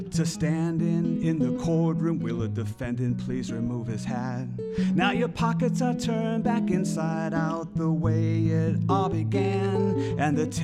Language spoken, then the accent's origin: English; Flint, Michigan, United States; I'm from Flushing in Flint originally, born in Flint.